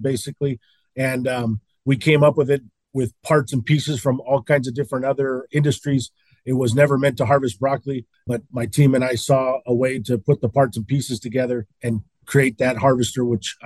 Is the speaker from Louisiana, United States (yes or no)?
no; Salinas, California, United States; I was born and raised in Salinas